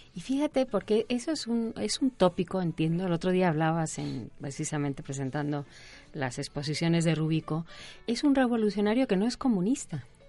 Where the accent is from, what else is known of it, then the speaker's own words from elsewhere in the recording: Spain; yo soy española